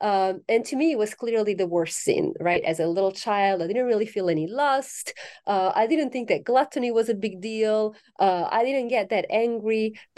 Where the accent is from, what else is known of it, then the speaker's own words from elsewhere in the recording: Italy; I'm originally from Italy, so I correspond to the stereotype of the passionate Italian.